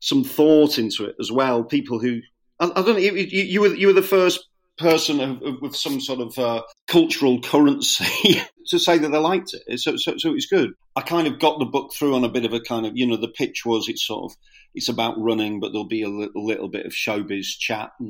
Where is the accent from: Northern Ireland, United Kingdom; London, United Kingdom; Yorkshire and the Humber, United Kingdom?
Yorkshire and the Humber, United Kingdom; Scarborough; I'm from Scarborough